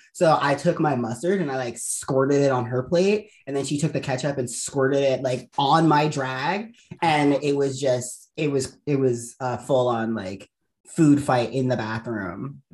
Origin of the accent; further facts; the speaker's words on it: Baltimore, Maryland, United States; moved away; I'm originally from Baltimore, Maryland